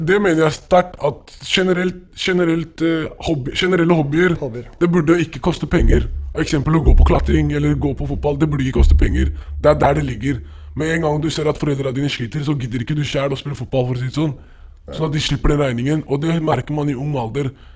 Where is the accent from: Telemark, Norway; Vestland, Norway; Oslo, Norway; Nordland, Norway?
Oslo, Norway; der jeg er fra, Søndre Nordstrand